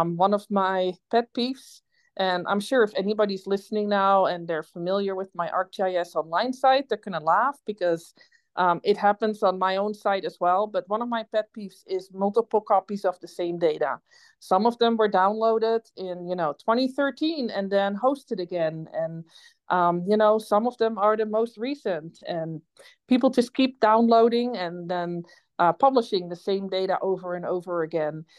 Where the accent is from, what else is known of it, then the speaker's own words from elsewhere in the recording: Netherlands; accent: Dutch; also born or lived in Canada; now in Idaho, United States; if anybody has been wondering what my accent is, it's Dutch. I grew up in the Netherlands on a farm in a polder about 15 feet below sea level.